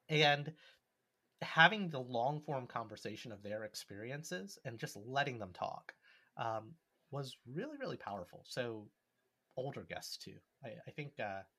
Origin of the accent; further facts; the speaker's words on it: New York, United States; Not a friend who moved to New York. I'm from New York.